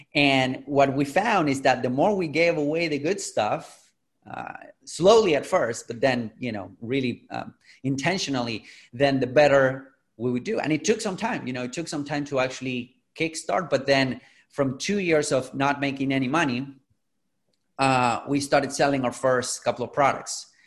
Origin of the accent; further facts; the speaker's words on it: Argentina; I'm originally from Latin America, from Argentina. I'm in Buenos Aires right now.